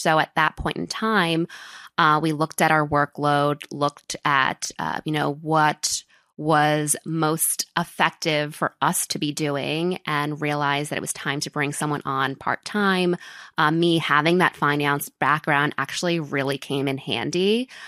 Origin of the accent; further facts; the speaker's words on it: New York, United States; moved away as an adult; now in Miami, United States; I was born and raised in New York in a town called Riverdale, which is in the Bronx